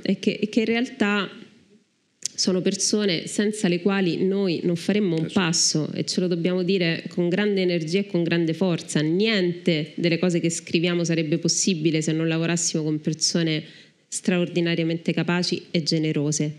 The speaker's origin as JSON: {"language": "Italian", "country": "Italy"}